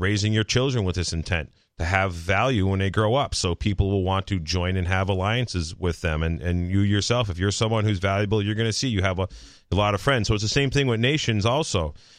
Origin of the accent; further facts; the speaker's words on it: Tennessee, United States; Yeah. So Will Coley's like, well, I'm a Muslim and I'm a redneck. I grew up in Eastern Tennessee.